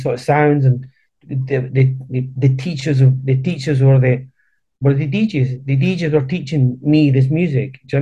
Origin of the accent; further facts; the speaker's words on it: Edinburgh, Scotland, United Kingdom; accent: hard Edinburgh; moved away as an adult; also born or lived in Chile / Argentina / Cowdenbeath, Scotland; now in London, United Kingdom; my accent, it was like, it was really hard at that point. It was a really hard Edinburgh accent